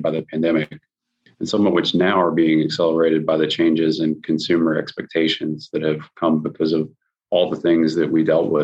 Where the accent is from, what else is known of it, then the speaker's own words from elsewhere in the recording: Tennessee, United States; Tennessee is my home state